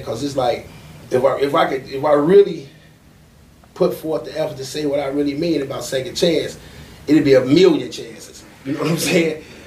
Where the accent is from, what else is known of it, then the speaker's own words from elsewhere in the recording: Chicago, Illinois, United States; growing up in Chicago at that time, we used to have park districts